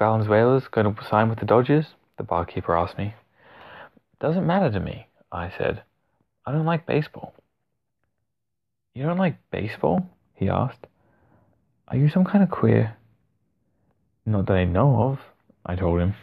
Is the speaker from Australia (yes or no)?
yes; Australia; as an Aussie